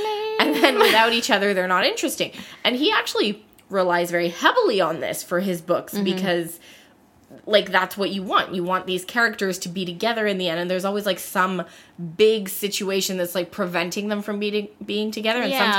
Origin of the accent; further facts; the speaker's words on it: North Carolina, United States; We're both from North Carolina.